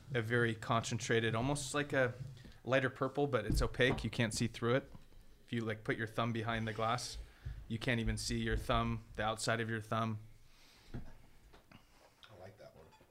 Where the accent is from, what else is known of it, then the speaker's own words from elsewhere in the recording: Huntington Beach, California, United States; moved away as an adult; now in Sonoma, United States; I grew up in Huntington Beach uh, with a surfboard and tennis racket pretty much.